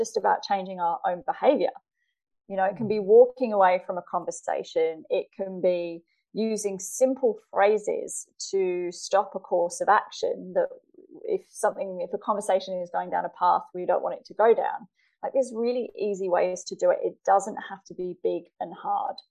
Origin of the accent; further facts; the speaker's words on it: England, United Kingdom; now in Australia; I live in Australia now, I'm originally from England